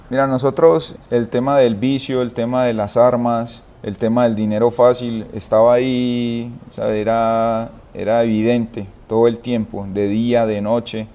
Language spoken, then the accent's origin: Spanish; Itagüí, Antioquia, Colombia; also born or lived in San Antonio de Prado; yo soy del municipio de, Itagüí, soy de eh, barrio San Gabriel